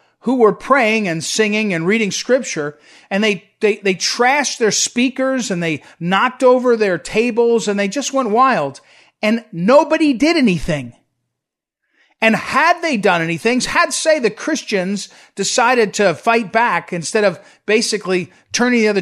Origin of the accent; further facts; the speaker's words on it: Missouri, United States; my home state of Missouri